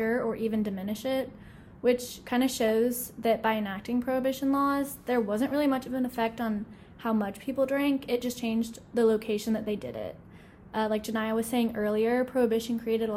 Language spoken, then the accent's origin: English; North Carolina, United States; now in Alabama, United States; North Carolina where I grew up